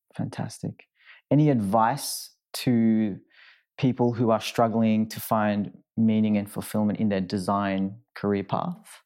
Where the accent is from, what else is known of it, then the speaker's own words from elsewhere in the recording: Sydney, New South Wales, Australia; moved away; I'm from Sydney, and that's where I call home